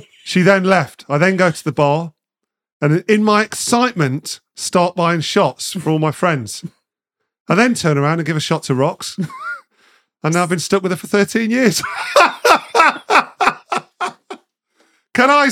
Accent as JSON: {"language": "English", "town": "Nottingham", "region": "East Midlands", "country": "United Kingdom", "also_born_or_lived": "London", "moved": "as an adult", "said": "I'm originally from Nottingham"}